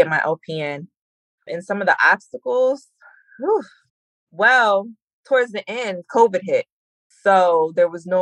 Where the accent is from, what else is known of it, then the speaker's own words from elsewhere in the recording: Jersey Shore, New Jersey, United States; I'm from Central Jersey, Jersey Shore